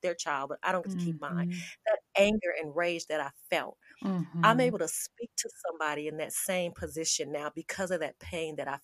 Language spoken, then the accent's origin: English; Las Vegas, Nevada, United States; moved away as an adult; now in Charlotte, United States; I was born and raised in Las Vegas.